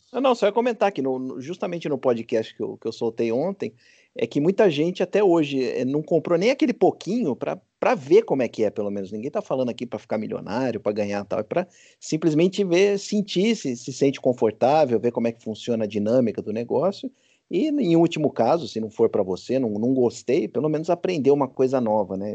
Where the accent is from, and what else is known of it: Brazil